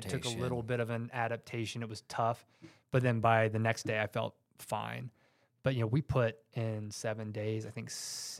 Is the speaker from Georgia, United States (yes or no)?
yes; Georgia, United States; Georgia. Yep.